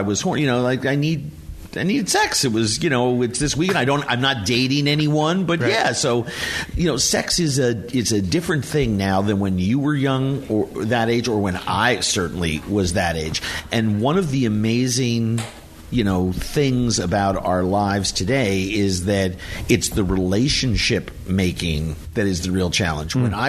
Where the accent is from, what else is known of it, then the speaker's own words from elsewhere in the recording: Minnesota, United States; But Minnesota, you've been out there. We're very gung-ho. We love everybody. Yes. We are Americana. I love my home state.